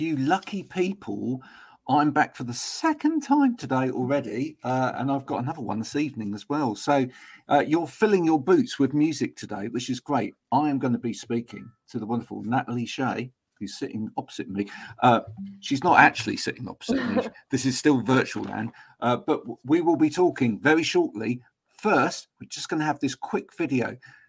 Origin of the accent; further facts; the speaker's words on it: Bedford, East of England, United Kingdom; now in Somerset, United Kingdom; But I was originally from north of London